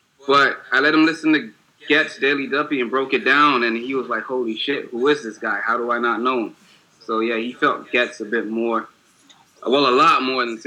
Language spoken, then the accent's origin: English; Bahamas; now in Miami, United States; I live here, but I'm from the Bahamas originally.